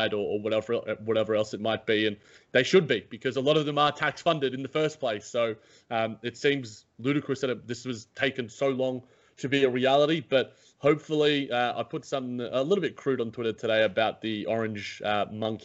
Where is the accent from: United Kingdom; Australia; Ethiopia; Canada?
Australia; as an Australian citizen